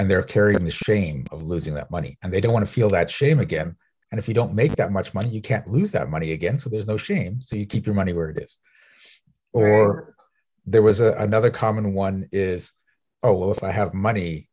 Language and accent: English; South Africa; I'm from South Africa